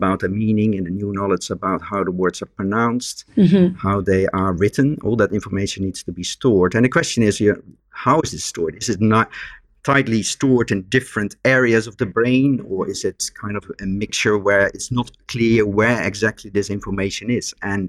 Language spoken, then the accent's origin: English; Netherlands; born or raised there; first language Dutch; English is a second language; moved away as an adult; now in Nottingham, United Kingdom